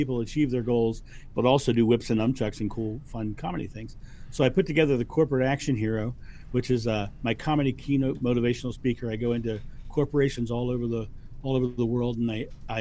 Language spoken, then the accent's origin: English; Rehoboth Beach, Delaware, United States; I grew up in Rehoboth Beach, Delaware, which is an hour and a half